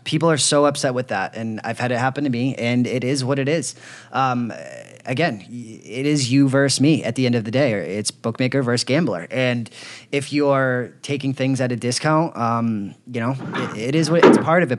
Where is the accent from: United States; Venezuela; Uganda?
United States; Boston, Massachusetts; moved away as an adult; I grew up in Boston for 26 years, first 26 years of my life